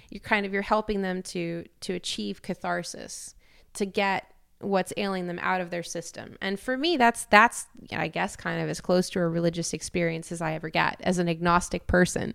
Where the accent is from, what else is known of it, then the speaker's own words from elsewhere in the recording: Canada; moved away; also born or lived in Europe; a Canadian with dual citizenship to America